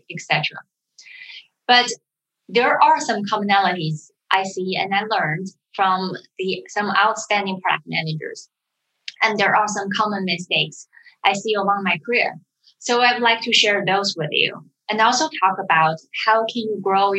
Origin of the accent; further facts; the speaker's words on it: China; also born or lived in United Kingdom; now in San Francisco, United States; I was born and raised in China